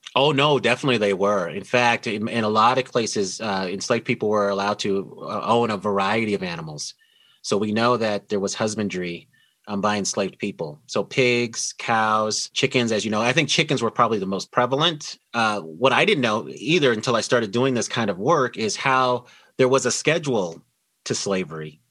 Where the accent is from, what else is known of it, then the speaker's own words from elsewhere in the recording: Denver, Colorado, United States; I was born and raised in Denver, Colorado